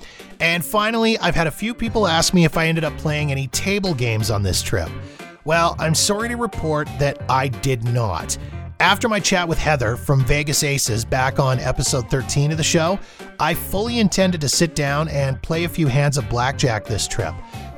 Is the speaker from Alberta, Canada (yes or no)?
yes; Calgary, Alberta, Canada; I've attended Winnipeg Jets games here in my hometown of Calgary when they've played the Flames.